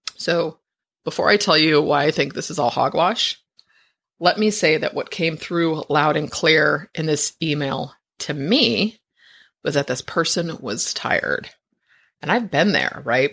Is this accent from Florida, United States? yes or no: no; San Francisco, California, United States; I, I was born in San Francisco. My parents are, I'm like a fifth generation